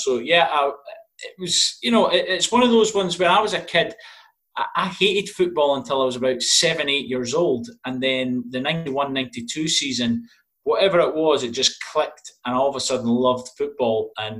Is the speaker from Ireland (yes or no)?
no; Edinburgh, Scotland, United Kingdom; Yeah, I grew up in Edinburgh.